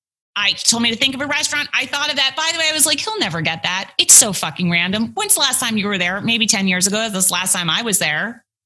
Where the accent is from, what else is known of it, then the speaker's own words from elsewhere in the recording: Manhattan, New York, United States; In Manhattan. Yeah.